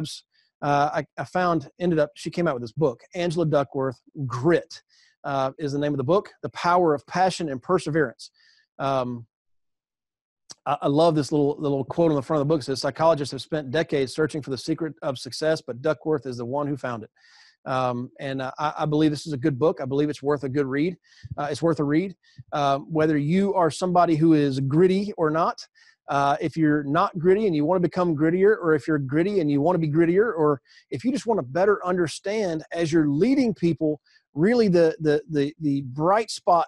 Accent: the South, United States; I grew up in the South.

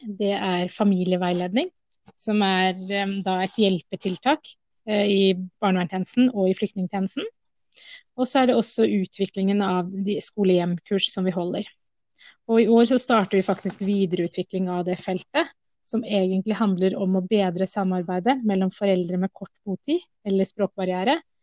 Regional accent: Oslo, Norway; Jeg er norsk-somalier, men født i Oslo

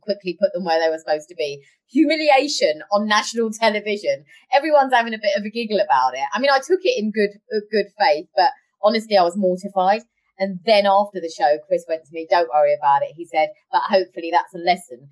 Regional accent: London, United Kingdom; I come from Harlesden and Southall

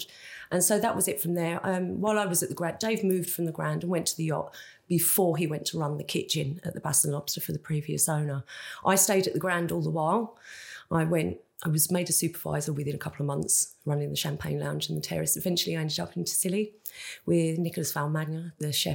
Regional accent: Kent, South East England, United Kingdom; also born or lived in Spain / France; now in Jersey; I'm from Kent originally

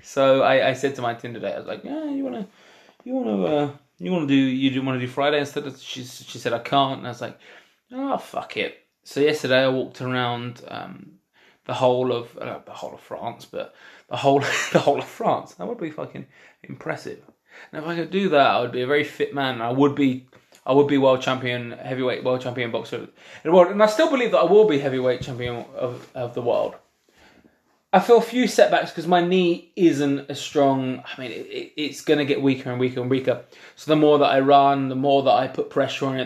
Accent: London, United Kingdom; I come from London

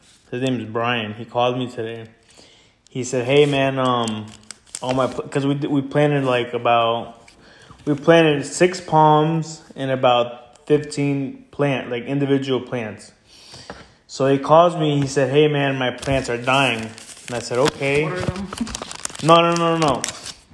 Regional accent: Stuart, Florida, United States; also born or lived in Santa Ana, California; my family and I moved from California when I was little. We moved to Florida. We went to Stewart, you know, the ghetto

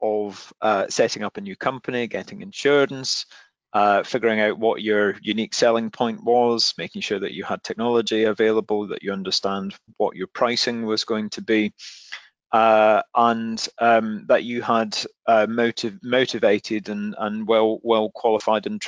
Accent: Glasgow, Scotland, United Kingdom; I grew up in Glasgow

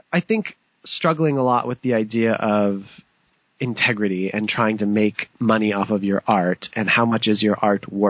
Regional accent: London, Ontario, Canada; my family, we actually acquired a music school in London, which is my hometown

